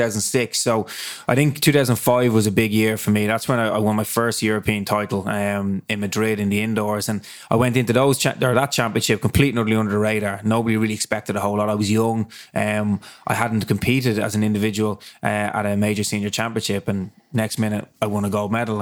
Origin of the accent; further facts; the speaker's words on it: Dublin, Leinster, Ireland; I was raised up in Ballintear, um, and my house literally is on, my parents' house is on Ludford Road